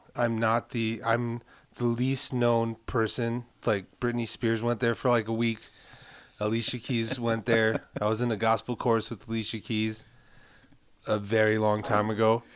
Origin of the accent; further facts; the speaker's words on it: New York City, New York, United States; I'm from Carroll Gardens